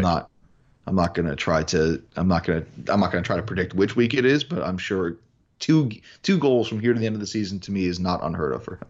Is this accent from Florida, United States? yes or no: no; New York, United States; I'm a New Yorker